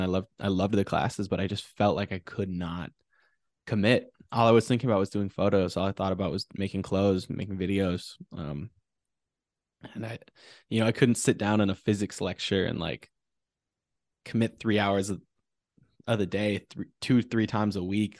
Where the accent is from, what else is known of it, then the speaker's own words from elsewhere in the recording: Wausau, Wisconsin, United States; also born or lived in Madison, Wisconsin; growing up in Wisconsin, you know, my mom's a teacher